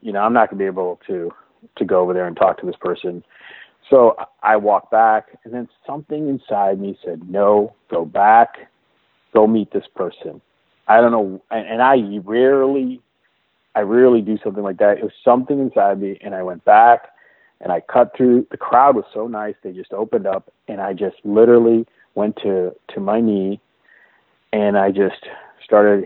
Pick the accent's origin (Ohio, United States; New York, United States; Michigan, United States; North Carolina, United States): Michigan, United States; Detroit; moved away as an adult; also born or lived in India; now in Seattle, United States; I grew up in the Detroit area.